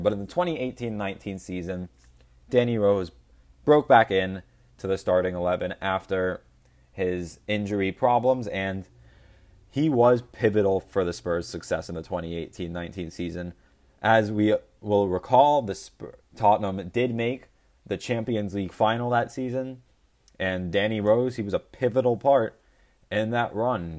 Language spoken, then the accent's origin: English; United States; I'm American.